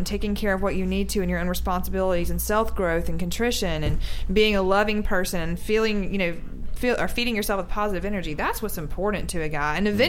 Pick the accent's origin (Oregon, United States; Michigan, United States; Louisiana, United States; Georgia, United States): Louisiana, United States; moved away; I'm from Louisiana.